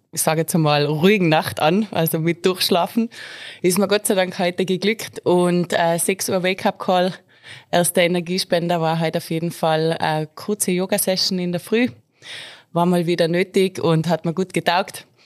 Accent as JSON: {"language": "German", "town": "Mieming", "region": "Tyrol", "country": "Austria", "tie": "born or raised there", "said": "Natürlich bei mir zu Hause im wunderschönen Mirming, Golfclub Mirminger Plateau. Das ist meine Heimat, da bin ich aufgewachsen"}